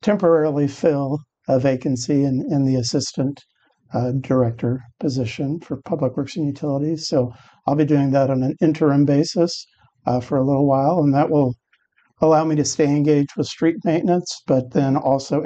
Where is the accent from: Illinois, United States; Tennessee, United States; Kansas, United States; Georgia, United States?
Kansas, United States; Wichita; I was born and raised in Wichita